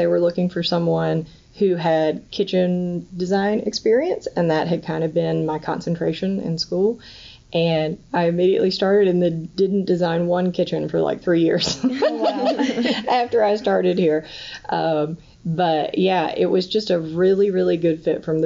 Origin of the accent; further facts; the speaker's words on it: North Carolina, United States; I grew up in North Carolina, in a really rural part of North Carolina